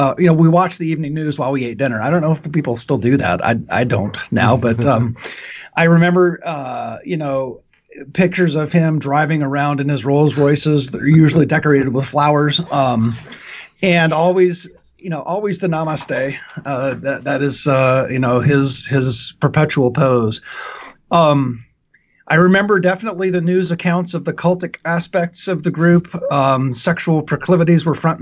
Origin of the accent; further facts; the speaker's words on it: Western Washington State, United States; I grew up in Western Washington State, about 4 hours north of 3 hours north of the Oregon border.